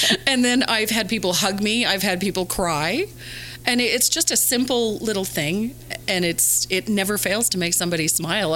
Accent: Canada; Being Canadian, I'm not, we don't have a whole lot of Hispanics where I live

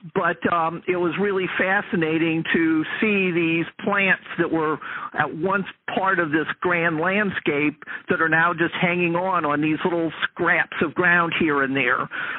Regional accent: North St. Louis County, Missouri, United States; Well, I grew up in North St. Louis County.

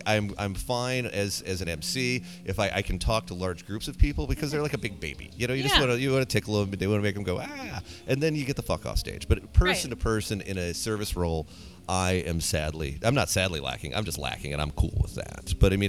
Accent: Muncie, Indiana, United States; also born or lived in Bloomington, Indiana; now in Minneapolis, United States; Born in Bloomington, raised in Muncie.

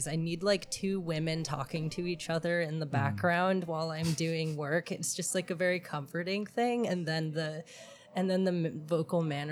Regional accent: Oahu, Hawaii, United States; moved away as an adult; also born or lived in Manhattan, Kansas; now in New York, United States; my mom moved me and my family to Oahu, Hawaii when I was 10

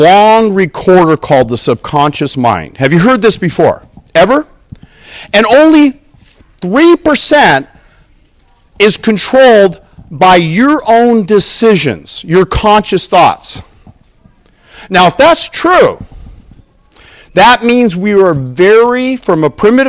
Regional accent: Southern California, United States; I'm from Southern California, the other state

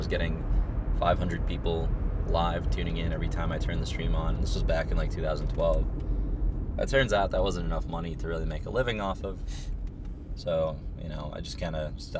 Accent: Minnesota, United States; moved away as an adult; also born or lived in Ukraine; now in California, United States; I immigrated to Minnesota from Ukraine when I was pretty young, about 6. Just kind of been in the States for most of my time since then

